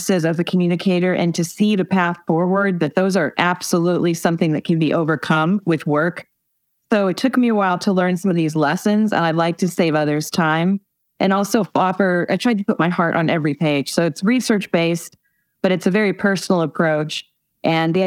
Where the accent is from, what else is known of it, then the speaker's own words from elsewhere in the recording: Indiana, United States; my home state of Indiana